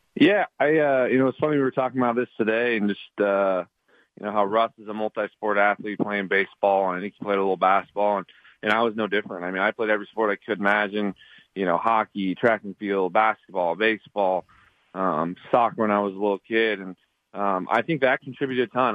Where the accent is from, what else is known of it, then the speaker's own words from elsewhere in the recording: Montana, United States; I'm I'm from Montana